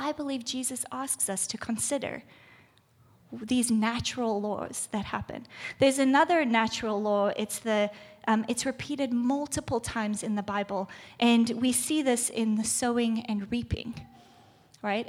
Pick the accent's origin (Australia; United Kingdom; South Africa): South Africa; moved away; I'm from South Africa